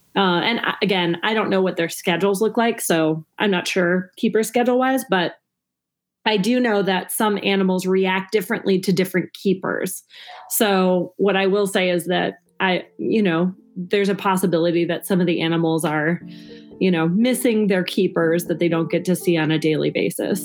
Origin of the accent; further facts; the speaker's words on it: Minnesota, United States; moved away as an adult; now in Chicago, United States; I grew up in Minnesota. I moved to Chicago in 2008 to pursue comedy.